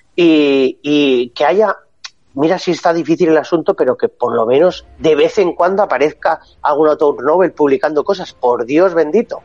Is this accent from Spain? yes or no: yes; Basque Country, Spain; Que soy vasco